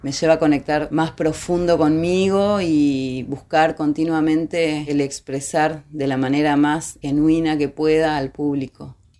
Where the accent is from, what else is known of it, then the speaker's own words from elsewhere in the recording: Gualeguay, Entre Ríos, Argentina; nací en Gualeguay y soy cantautora